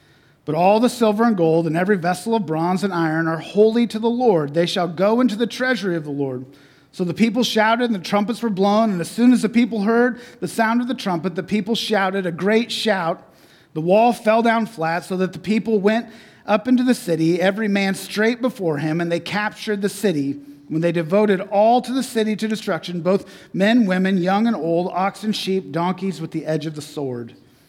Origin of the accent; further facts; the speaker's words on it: Southern United States, United States; I told you I'm from the South, and so there's some traditions that I just kind of brought with me.